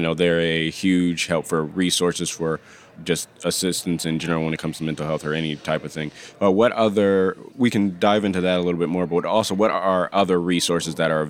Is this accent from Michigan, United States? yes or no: yes; Michigan, United States; I know I'm from Michigan. Michigan is considering putting questions like that on the state bar application.